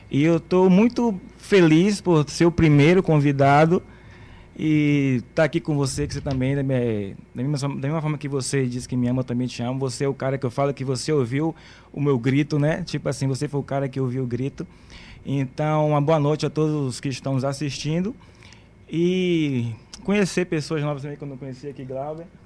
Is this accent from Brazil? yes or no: yes; Santo Amaro, Bahia, Brazil; also born or lived in São Francisco do Conde; mas eu não nasci em Camaçari, eu sou de Santa Amaro. Nasci em Santa Amaro. Morei 11 anos em São Francisco do Conde, num povoadozinho chamado Campinas.